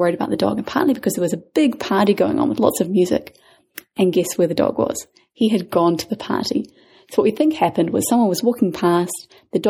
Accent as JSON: {"language": "English", "country": "New Zealand", "moved": "yes", "lives_now": "Panama", "said": "we're from New Zealand"}